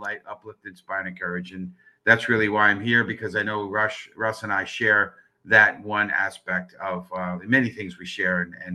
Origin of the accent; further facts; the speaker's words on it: New York City, New York, United States; born and raised in the Bronx